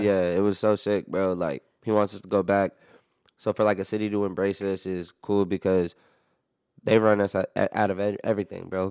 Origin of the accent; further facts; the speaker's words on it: New York, United States; I'm from New York